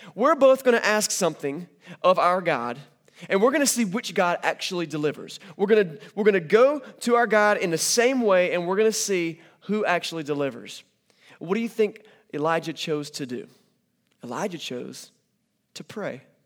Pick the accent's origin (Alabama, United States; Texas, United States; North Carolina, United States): North Carolina, United States; I'm from North Carolina